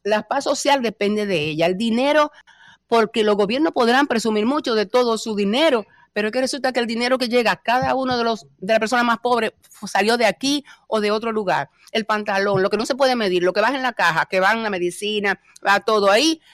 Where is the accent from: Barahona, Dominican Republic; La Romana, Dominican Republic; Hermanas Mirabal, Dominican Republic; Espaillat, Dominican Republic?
Espaillat, Dominican Republic; Moca; moved away as an adult; also born or lived in Santo Domingo; now in Spain; el orgullo que tengo de haber nacido en Moca